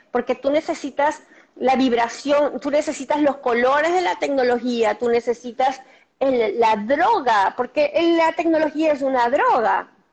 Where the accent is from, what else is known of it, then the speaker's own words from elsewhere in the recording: Argentina; yo soy argentina